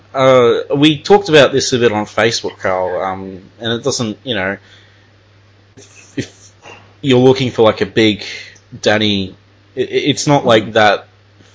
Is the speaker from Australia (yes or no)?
yes; Australia; as an Australian